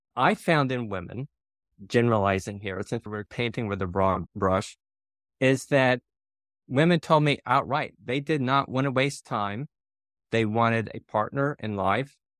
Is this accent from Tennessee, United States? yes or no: yes; near Nashville, a very small town in Tennessee, United States; moved away; I'm from a very small town in Tennessee is where I grew up, not far from Nashville